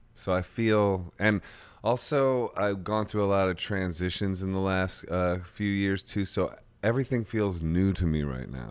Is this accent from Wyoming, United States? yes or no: no; Akron, Ohio, United States; my hometown.